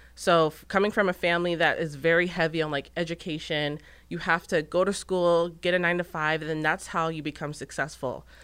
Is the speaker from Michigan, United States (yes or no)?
no; Gilbert, Arizona, United States; moved away as an adult; now in Texas, United States; I'm originally from Gilbert, Arizona